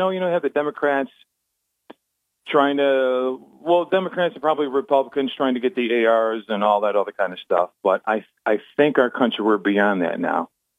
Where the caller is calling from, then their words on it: Binghamton, New York, United States; Oh, this is … from Binghamton.